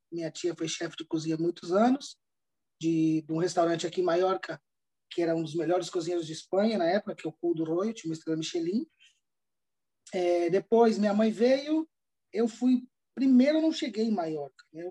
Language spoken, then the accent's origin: Portuguese; Campo Grande, Mato Grosso do Sul, Brazil; moved away as an adult; also born or lived in Londrina, Paraná / Canary Islands; now in Palma de Mallorca, Spain; eu sou natural de Londrina, do Paraná, mas eu fui criado no Mato Grosso do Sul, especialmente em Campo Grande.